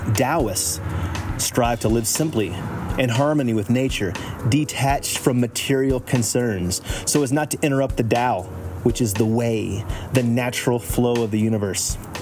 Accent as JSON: {"language": "English", "region": "Texas", "country": "United States", "tie": "born or raised there", "said": "I grew up Southern Baptist evangelical, state of Texas"}